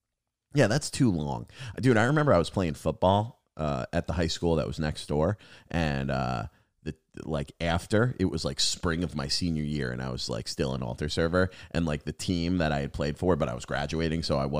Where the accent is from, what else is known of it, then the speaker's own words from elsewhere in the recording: New York, United States; now in Massachusetts, United States; I grew up on Long Island, and Long Island and New Jersey are diner country, dude. And then I moved to Massachusetts, and they have like no diners.